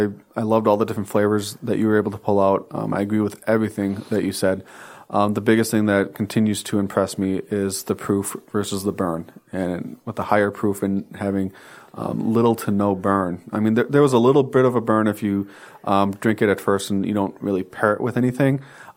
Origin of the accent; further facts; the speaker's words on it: Wisconsin, United States; Hey, we're from Wisconsin.